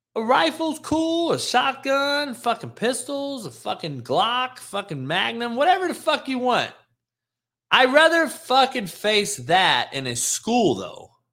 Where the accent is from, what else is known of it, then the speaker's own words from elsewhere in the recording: Los Angeles, California, United States; I'm from L A.